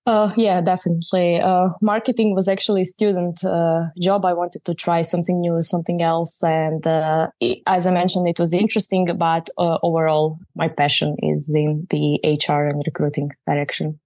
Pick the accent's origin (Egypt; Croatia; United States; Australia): Croatia; I'm from Croatia